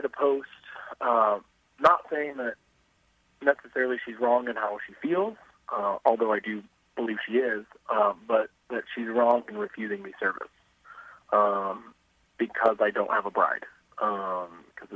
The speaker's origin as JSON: {"language": "English", "town": "Avon", "region": "Indiana", "country": "United States", "tie": "born or raised there", "said": "I grew up in Avon. I since moved away. I live in Indianapolis, but I still work in Avon"}